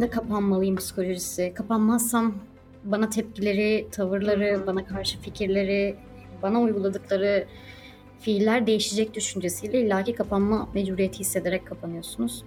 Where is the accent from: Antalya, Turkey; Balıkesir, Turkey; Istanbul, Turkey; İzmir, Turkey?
Antalya, Turkey; Alanya; moved away; also born or lived in Konya; Alanya'da doğdum, büyüdüm ve uzun bir süre Konya'da ikamet ettim.